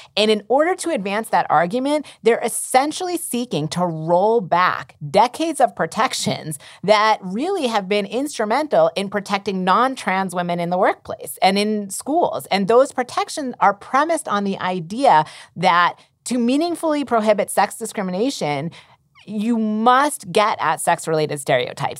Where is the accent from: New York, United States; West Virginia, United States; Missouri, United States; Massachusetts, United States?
Massachusetts, United States; in Massachusetts, um, my home state